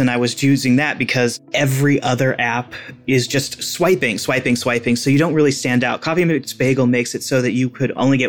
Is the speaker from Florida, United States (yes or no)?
no; Seattle, Washington, United States; I am 40 years old from Seattle, Washington